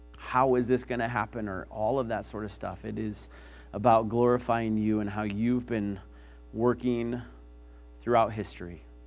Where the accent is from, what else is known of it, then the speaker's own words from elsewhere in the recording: Billings, Montana, United States; I grew up in Billings